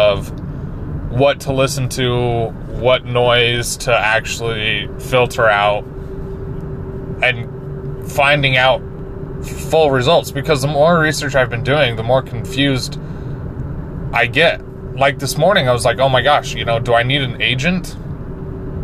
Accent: Layton, Utah, United States; where are you from? And I said, Layton

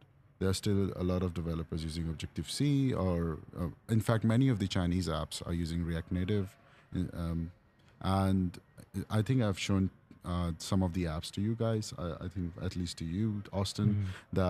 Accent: New Delhi, Delhi, India; now in China; So I'm originally from New Delhi, India. I worked in Chandigarh, which is in the northern part of the country.

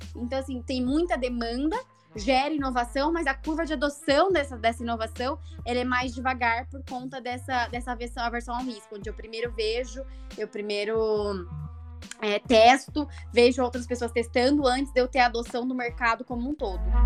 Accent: Itajubá, Minas Gerais, Brazil; eu venho de uma cidade, né, de Itajubá, no sul de Minas Gerais

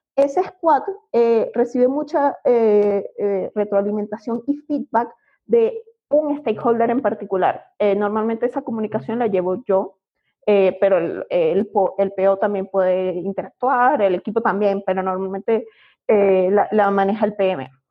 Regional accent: Venezuela; accent: Venezuelan; moved away as an adult; now in Mexico; como podrán oír por mi acento, es venezolana

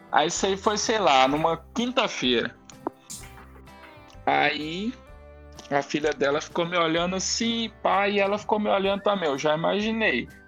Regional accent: Guarulhos, São Paulo, Brazil; born there; nasci aqui em Guarulhos e tal.

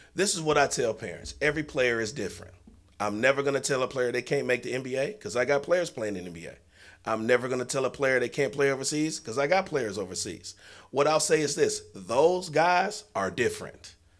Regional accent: Detroit, Michigan, United States; we're all from the state, from the city of Michigan. I mean, it's, you know, city of Detroit. We're all from Seven Mile

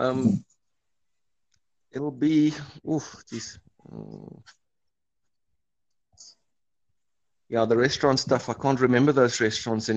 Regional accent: Cape Town, Western Cape, South Africa; moved away as an adult; also born or lived in Johannesburg area; now in Pecanwood Golf Estate, South Africa; I grew up in Cape Town

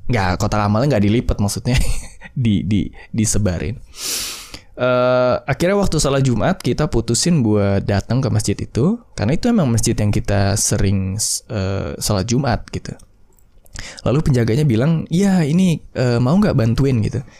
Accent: West Sumatra, Indonesia; BTW gue juga orang Minang sih.

